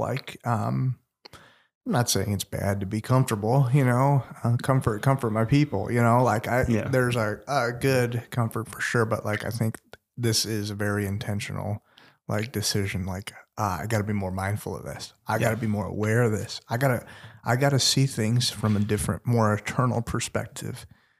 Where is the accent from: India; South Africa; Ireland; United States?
India; But, you know, I'm Indian and nobody ever shared the gospel with me.